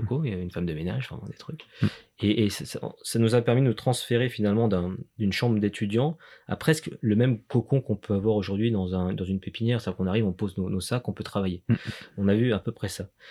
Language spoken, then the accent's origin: French; Lyon, Auvergne-Rhône-Alpes, France; on est lyonnais